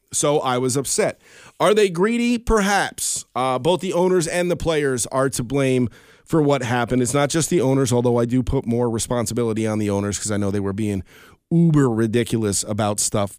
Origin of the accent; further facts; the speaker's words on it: Albany, New York, United States; in Albany, of all places, in my hometown